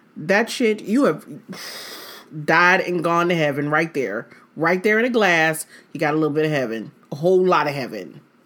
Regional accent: Detroit, Michigan, United States; I'm from Detroit

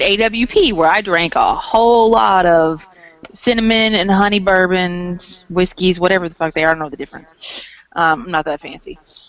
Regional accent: the South, United States; accent: southern drawl; we're Southern girls

